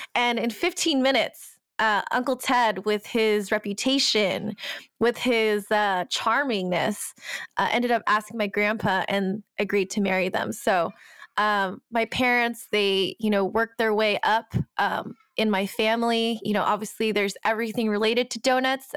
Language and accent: English; United States; My background is Chinese, Cambodian, Thai, and I'm American.